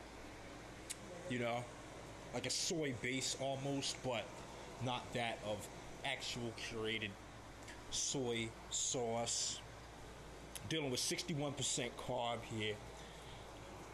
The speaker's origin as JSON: {"language": "English", "town": "St. Louis", "region": "Missouri", "country": "United States", "said": "I'm from the Lou, and I'm proud"}